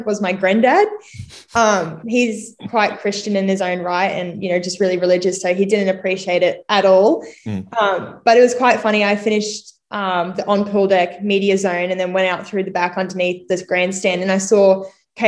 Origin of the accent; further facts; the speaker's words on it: Caboolture, Queensland, Australia; also born or lived in Redcliffe / Sunshine Coast; I am from Caboolture, born in Redcliffe though, but mainly grew up in Caboolture land and then moved to Sunshine Coast when I was 13.